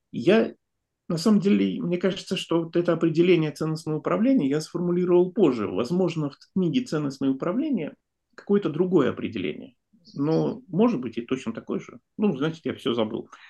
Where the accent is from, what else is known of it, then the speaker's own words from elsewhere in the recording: Saint Petersburg, Russia; я тоже из Петербурга